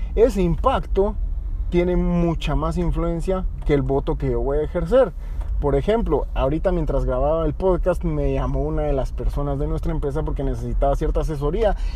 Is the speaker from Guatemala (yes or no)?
yes; Guatemala; Guatemala somos todos los guatemaltecos